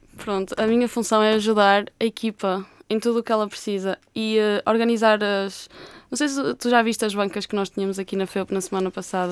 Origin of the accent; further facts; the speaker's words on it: Braga, Norte, Portugal; moved away as an adult; now in Porto, Portugal; eu sou de Braga e decidi estudar para o Porto